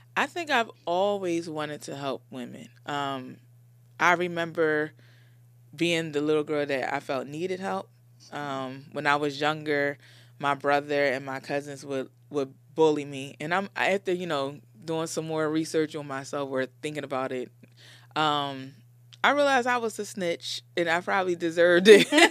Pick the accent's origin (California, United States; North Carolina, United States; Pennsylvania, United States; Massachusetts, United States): Pennsylvania, United States; Philadelphia; I grew up in Philly, born and raised in Philly, in Logan.